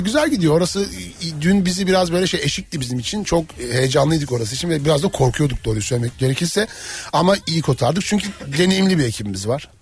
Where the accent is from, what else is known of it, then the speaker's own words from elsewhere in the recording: Black Sea Region, Turkey; Ben de Karadenizliyim